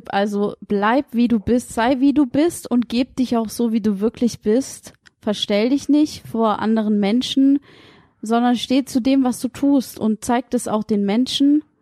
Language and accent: German; near Stuttgart, towards Sindelfingen, Baden-Württemberg, Germany; Aber ich sag halt immer, ich komme aus Stuttgart. ich wohne in der Nähe von Stuttgart